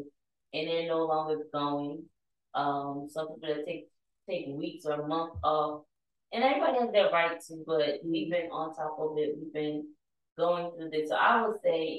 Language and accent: English; North New Jersey, United States; I'm from North New Jersey